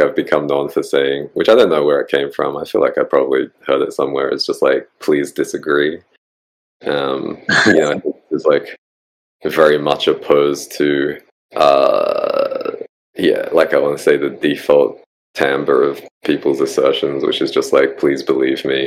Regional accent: Australia; accent: Australian; my Australian accent

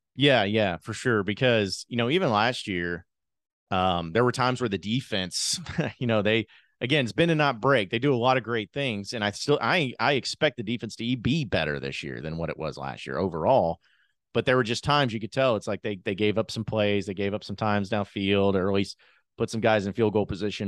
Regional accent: Fayetteville, Arkansas, United States; I'm from Fayetteville originally

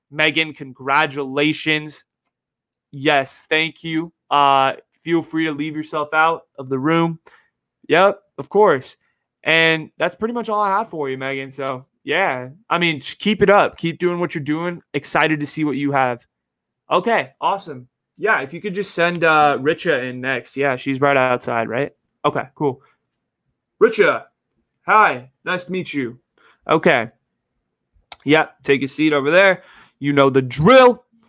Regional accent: Bay Area, California, United States; growing up in the Bay and going to my high school

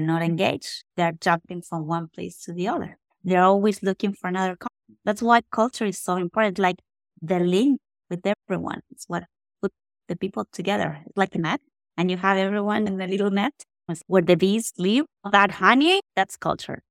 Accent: Argentina; moved away as an adult; now in Texas, United States; I was born in Argentina

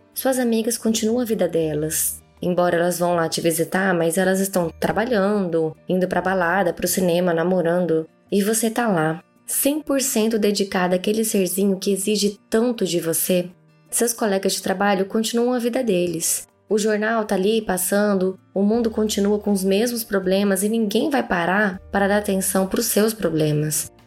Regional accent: Cuiabá, Mato Grosso, Brazil; accent: cuiabana; o meu sotaque de cuiabana

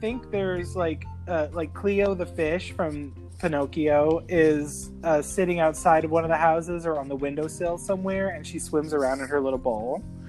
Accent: near Disneyland, California, United States; especially growing up near Disneyland and working at the Haunted Mansion

